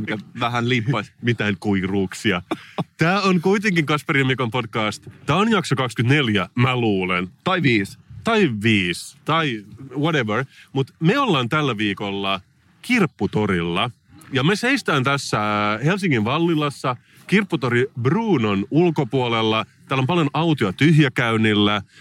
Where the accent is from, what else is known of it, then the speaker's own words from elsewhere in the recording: Salo, Southwest Finland, Finland; mä olen siis kotoisin Salosta